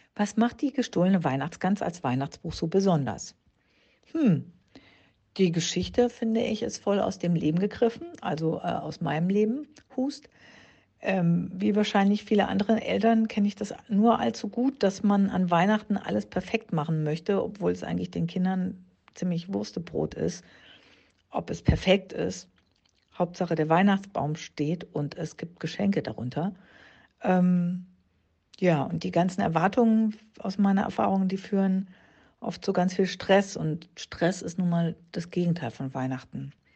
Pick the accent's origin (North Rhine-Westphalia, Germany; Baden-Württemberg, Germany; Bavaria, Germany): Baden-Württemberg, Germany; moved away; also born or lived in Berlin; im Badischen ist das, da wo ich herkomme